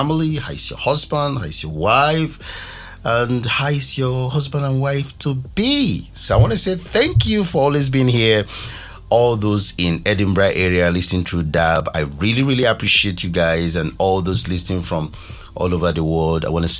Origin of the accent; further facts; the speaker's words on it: Nigeria; moved away; my home country Nigeria